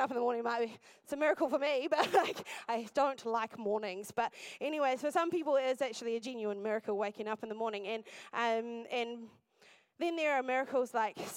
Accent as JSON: {"language": "English", "town": "Masterton", "region": "Wellington", "country": "New Zealand", "tie": "born or raised there", "moved": "as an adult", "lives_now": "Dunedin, New Zealand", "said": "I'm originally from the Wairarapa, from a place called Masterton, and I grew up there"}